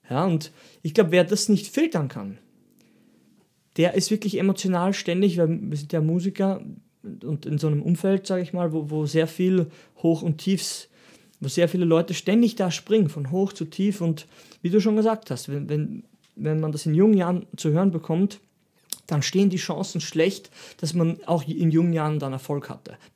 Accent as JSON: {"language": "German", "country": "Austria", "said": "Und, und ich bin auch Österreicher und ich trainiere auch"}